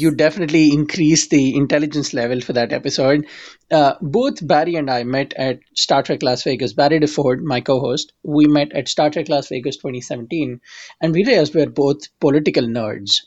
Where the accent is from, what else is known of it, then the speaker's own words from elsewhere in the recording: India; now in United States; I'm an immigrant from India